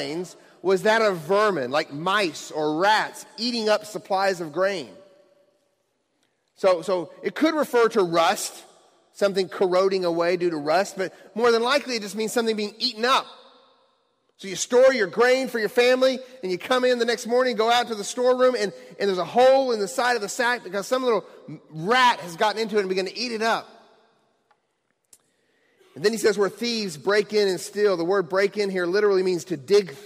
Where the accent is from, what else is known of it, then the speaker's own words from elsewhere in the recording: Bowling Green, Kentucky, United States; moved away; I'm actually from the Bowling Green, Kentucky area. That's where I grew up as a young child